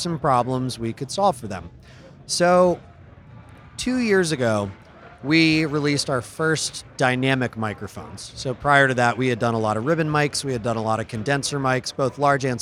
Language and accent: English; upstate New York, United States; now in Los Angeles, United States; I'm from the Northeast. I used to live in New York, in upstate New York, so it's cold up there